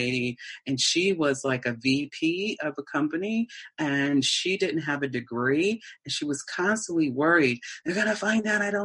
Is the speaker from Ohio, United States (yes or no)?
yes; Canton, Ohio, United States; Canton, Ohio. Traveled the world, but still came back to my city